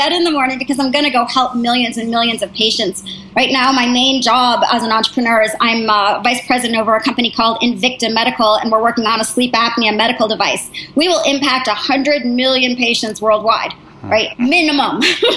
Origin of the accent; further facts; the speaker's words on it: United States; also born or lived in New Hampshire / Massachusetts; now in Palo Alto, United States; because I'm from New Hampshire and Massachusetts, I went to boarding school